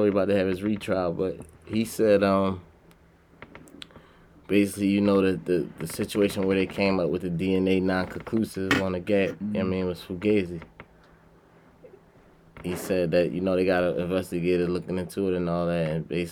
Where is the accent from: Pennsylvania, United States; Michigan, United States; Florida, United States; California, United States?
Pennsylvania, United States; Philadelphia; I'm from Philly